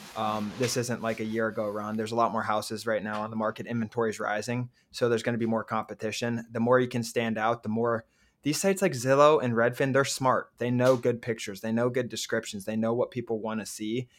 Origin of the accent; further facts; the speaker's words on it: Cincinnati, Ohio, United States; we're from Cincinnati, Ohio.